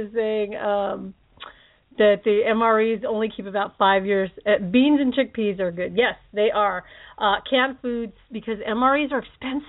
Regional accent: Philippines; I'm Filipino and I'm a Hawaiian at heart and spam, man.

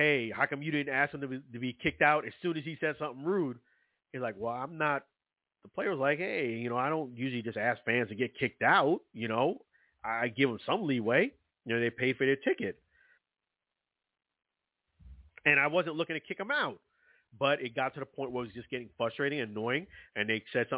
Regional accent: New York City, New York, United States; I'm from Brooklyn, New York

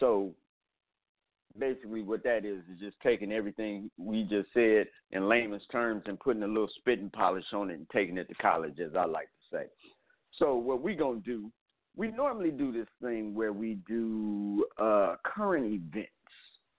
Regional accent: Cleveland, Ohio, United States; also born or lived in Atlanta, United States / New York City, United States; Yeah, I'm from Cleveland, Ohio, by way of Atlanta, Georgia, by way of Harlem, New York.

